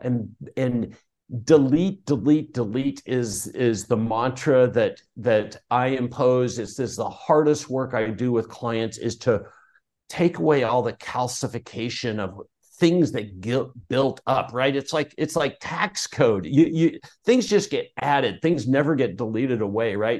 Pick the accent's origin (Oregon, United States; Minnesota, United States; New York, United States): Oregon, United States; Portland; I grew up in Portland, Oregon